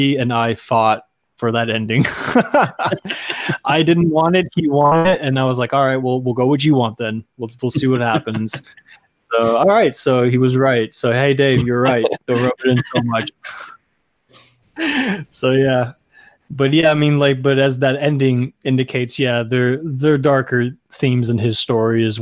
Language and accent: English; Rio Grande Valley, Texas, United States; moved away as an adult; also born or lived in San Antonio, Texas; now in Los Angeles, United States; I come from Texas originally. I come from the Rio Grande Valley